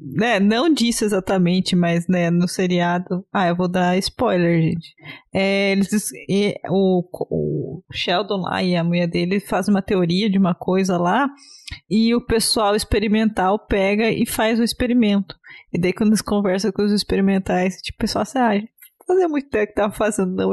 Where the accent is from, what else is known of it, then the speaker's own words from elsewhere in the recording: Brazil; eu, como boa brasileira